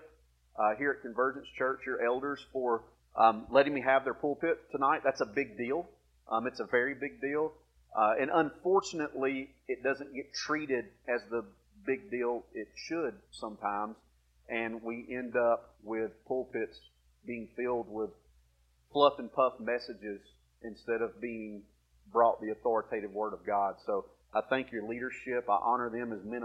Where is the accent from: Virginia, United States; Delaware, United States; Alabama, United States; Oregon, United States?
Alabama, United States; accent: redneck; moved away; I'm originally from Alabama